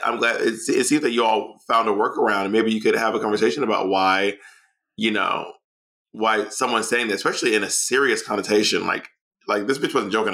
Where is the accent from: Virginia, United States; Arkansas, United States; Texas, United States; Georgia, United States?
Georgia, United States; Atlanta; also born or lived in New York City; now in Los Angeles, United States; I'm from Atlanta. I lived in New York City for 12 years.